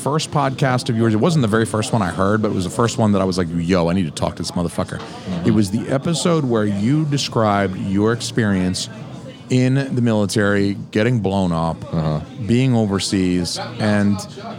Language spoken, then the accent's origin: English; Atlanta, Georgia, United States; People who listen to this podcast have probably heard my observation that I'm from Atlanta. Mm-hmm. I am very used to a very diverse population. Yeah. That's what I grew up in.